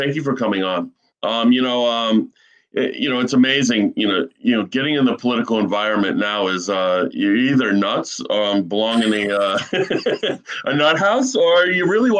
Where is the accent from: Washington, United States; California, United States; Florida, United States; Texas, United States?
Florida, United States; Boca Raton; I remember growing up in Boca as a kid